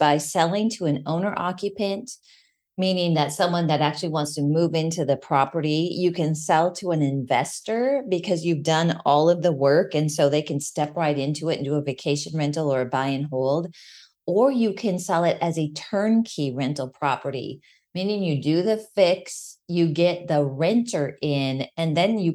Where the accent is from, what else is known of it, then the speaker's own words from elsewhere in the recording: Minnesota, United States; moved away; also born or lived in Colorado; Growing up in Minnesota and in Colorado, living there for a little bit, you don't have detached laundry rooms